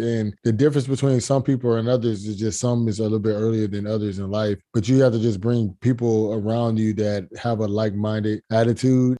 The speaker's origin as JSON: {"language": "English", "town": "Fort Lauderdale", "region": "Florida", "country": "United States", "said": "I'm from Fort Lauderdale, Florida"}